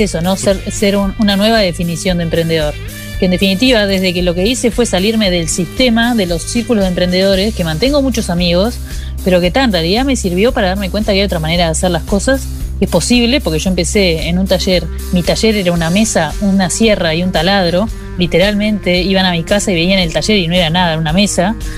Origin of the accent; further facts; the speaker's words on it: Montevideo, Uruguay; de donde yo vengo, de Montevideo